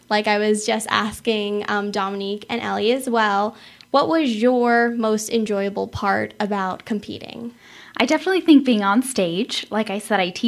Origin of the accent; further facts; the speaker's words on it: Phoenix, Arizona, United States; I am a native. I was born and raised in Phoenix, Arizona.